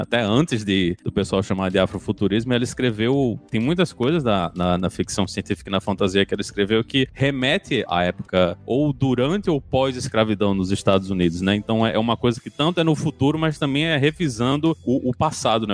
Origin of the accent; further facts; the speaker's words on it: Rio Grande do Norte, Brazil; eu sou do, do Rio Grande do Norte